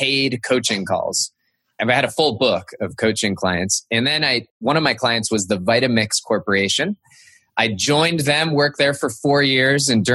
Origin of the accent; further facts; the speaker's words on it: Cupertino, California, United States; I grew up in Cupertino, California